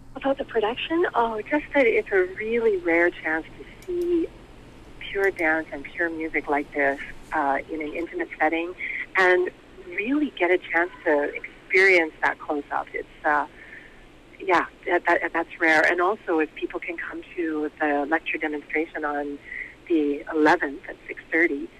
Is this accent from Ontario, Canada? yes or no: no; Vancouver, British Columbia, Canada; moved away as an adult; also born or lived in Japan; I moved back to Vancouver. It's my hometown. I was born and raised in the East End